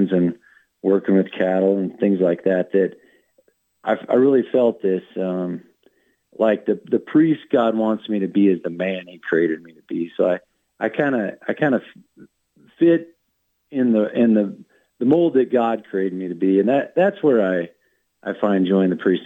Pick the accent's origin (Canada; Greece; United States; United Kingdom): United States; Wyoming; also born or lived in Montana; I born and raised in Wyoming